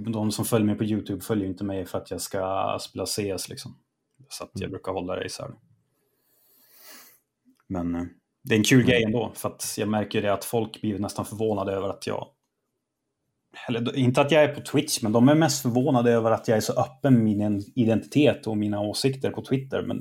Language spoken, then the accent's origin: Swedish; Sweden; jag är svensk och gör det här